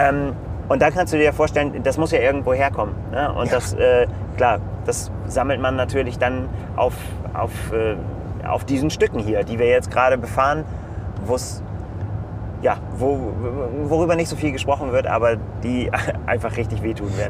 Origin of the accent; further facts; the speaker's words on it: Northern Germany, Germany; für uns als Norddeutsche